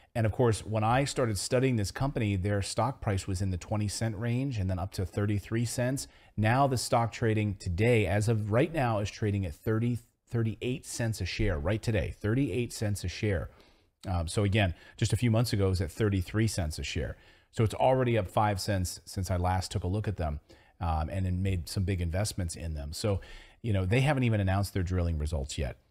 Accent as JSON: {"language": "English", "town": "Philadelphia", "region": "Pennsylvania", "country": "United States", "tie": "born or raised there", "said": "my hometown of Philadelphia"}